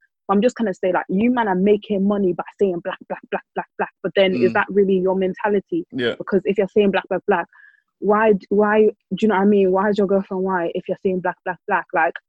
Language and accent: English; Ireland; cause obviously I grew up in Ireland